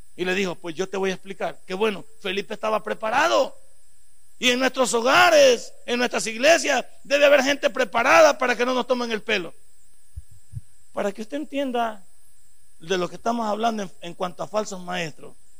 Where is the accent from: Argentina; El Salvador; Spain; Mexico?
El Salvador; somos todos salvadoreños